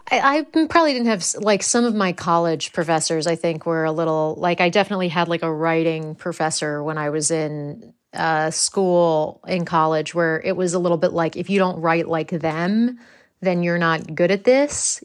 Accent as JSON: {"language": "English", "country": "United States", "accent": "American", "moved": "as an adult", "lives_now": "England", "said": "my American accent"}